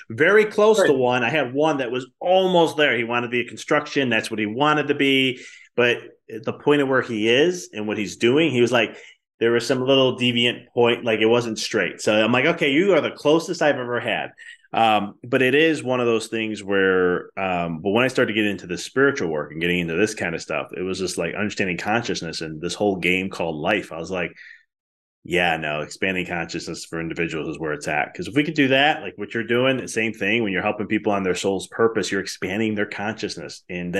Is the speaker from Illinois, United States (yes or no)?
yes; Chicago, Illinois, United States; Like I experienced this when I moved from Chicago and I went to school at Arizona for a little bit.